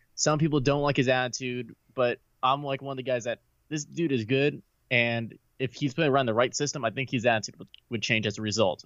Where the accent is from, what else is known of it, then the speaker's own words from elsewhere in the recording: San Antonio, Texas, United States; moved away as an adult; now in Dallas, United States; I grew up in San Antonio